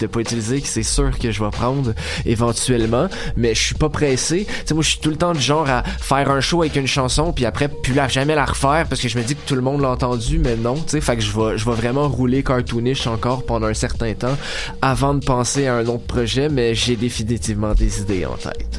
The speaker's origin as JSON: {"language": "French", "town": "Sainte-Adèle", "region": "Quebec", "country": "Canada", "moved": "yes", "lives_now": "Montreal, Canada", "said": "je viens de Sainte-Adèle dans le fond, fait qu'on a commencé à faire du rap là-bas"}